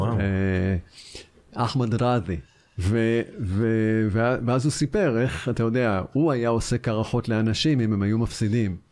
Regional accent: Israel

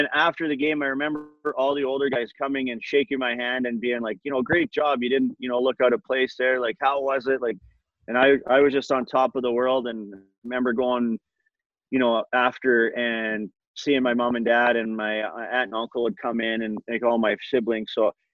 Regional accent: Edmonton, Alberta, Canada; in my hometown

